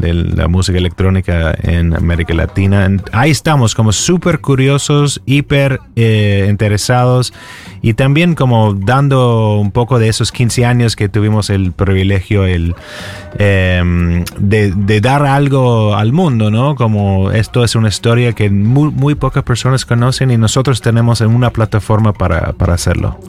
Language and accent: Spanish; Texas, United States; Spanish is a second language; moved away as an adult; also born or lived in California; now in Buenos Aires, Argentina; yo soy texano